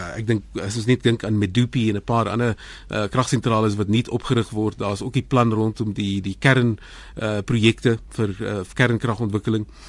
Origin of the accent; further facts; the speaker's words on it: South Africa; vir my as 'n Suid-Afrikaner